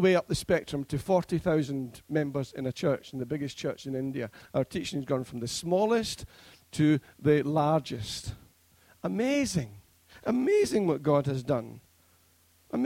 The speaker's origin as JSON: {"language": "English", "region": "Scotland", "country": "United Kingdom", "moved": "yes", "lives_now": "Preston, United Kingdom", "said": "being a Scotsman"}